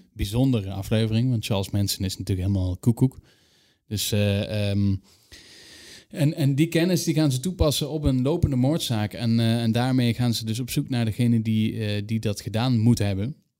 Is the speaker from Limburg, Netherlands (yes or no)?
yes; Limburg, Netherlands; Ik ben een Limburger